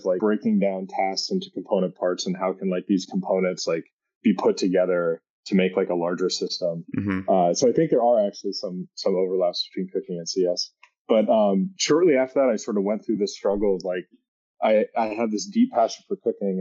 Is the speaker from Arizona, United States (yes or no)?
no; Southern California, United States; moved away as an adult; also born or lived in New York City, United States / Napa, California, United States; now in Somerville, United States; I grew up in California. My family is from Massachusetts, though.